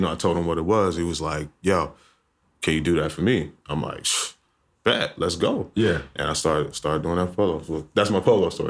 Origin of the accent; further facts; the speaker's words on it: Alexandria, Virginia, United States; moved away; also born or lived in Baltimore, Maryland / Atlanta; because I'm from Alexandria, Virginia.